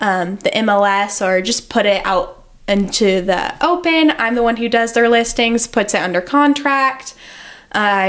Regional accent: Springfield, Missouri, United States; moved away; I grew up in Springfield, Missouri

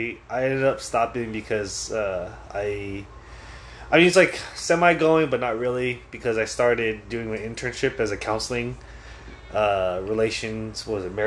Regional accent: San Francisco, California, United States; moved away as an adult; now in Oregon, United States; I'm originally from San Francisco, and then I moved up to Oregon.

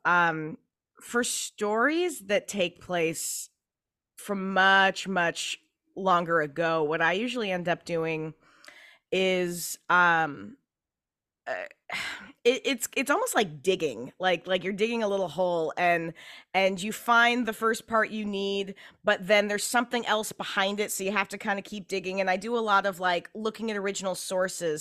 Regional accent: Pacific Northwest, United States; I grew up in the Pacific Northwest

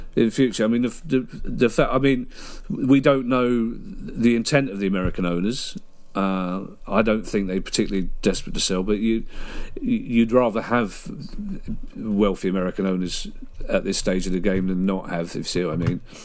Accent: United Kingdom; we're British

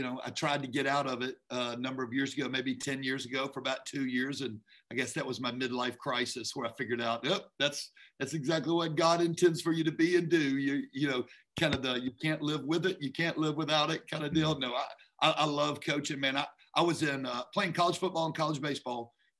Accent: Memphis, Tennessee, United States; moved away as an adult; also born or lived in Atlanta, Georgia; now in Georgia, United States; I'm originally from Memphis

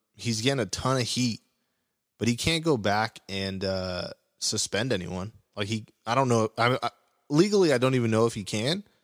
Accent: Orange County, California, United States; I'm from Orange County, Orange County area.

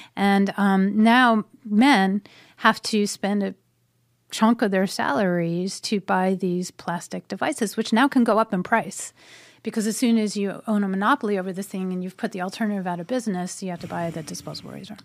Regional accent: United States; my country. Um, where my family has been for a hundred and thirty years.

